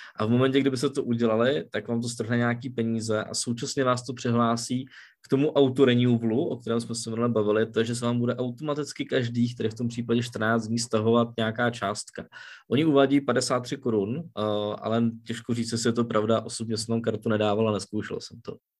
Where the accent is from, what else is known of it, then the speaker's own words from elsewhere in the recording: Czechia; u nás v Čechách to známe